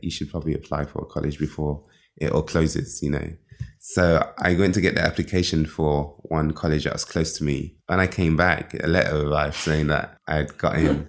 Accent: London, United Kingdom; moved away as an adult; also born or lived in Nigeria / America; now in Berlin, Germany; I was born in Nigeria, raised in London from when I was one years old

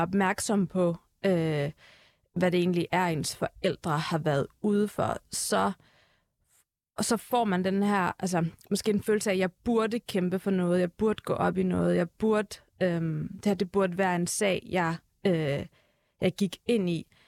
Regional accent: Herlev, Capital Region of Denmark, Denmark; moved away as an adult; now in Turkey; Jeg er født på Herlev Hospital, som du selv mm. siger, mm. jeg er gået, øh, jeg er gået i folkeskole i Herlev

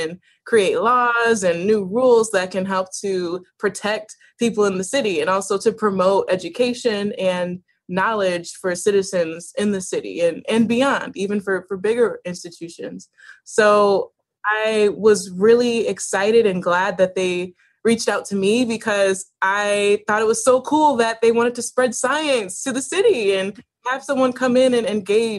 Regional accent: Buffalo, New York, United States; So I came back to Buffalo in time for high school, and I wanted to just stay, right?

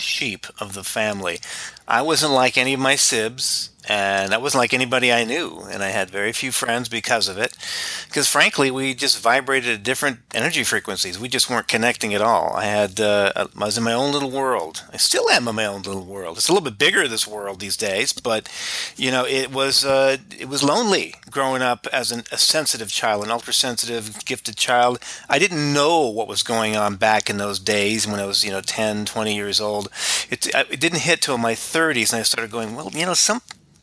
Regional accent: Orange County, Southern California, United States; moved away as an adult; also born or lived in Albuquerque, New Mexico; now in Phoenix, United States; I am originally from Southern California, Orange County, near Disneyland. Grew up in that area in the 60s and 70s

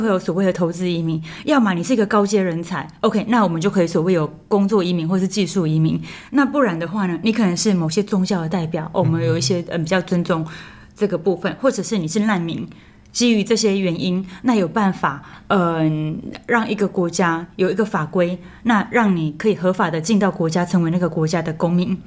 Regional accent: Taiwan; 我们台湾人单单拿一本台湾护照

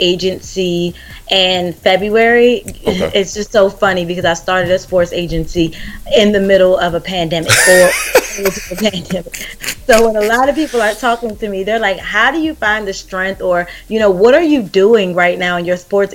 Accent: Charles County, Southern Maryland, United States; I grew up on the outskirts of Washington, D.C. It's called Southern Maryland. We grew up in Charles County.

